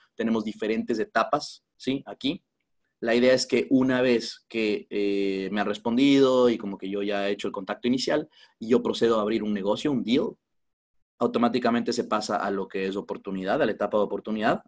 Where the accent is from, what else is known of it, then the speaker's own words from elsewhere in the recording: Quito, Pichincha, Ecuador; soy de Quito, en Ecuador